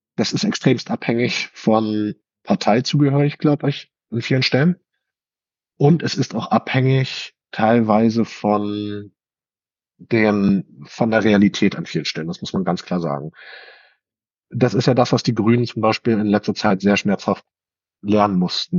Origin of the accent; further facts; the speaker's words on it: Germany; bei uns in Deutschland